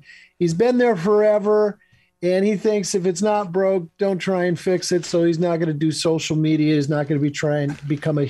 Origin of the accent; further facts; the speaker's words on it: Michigan, United States; moved away as an adult; also born or lived in Los Angeles; I'm in Michigan. I moved back to my home state of Michigan with my wife, and we're building a house here.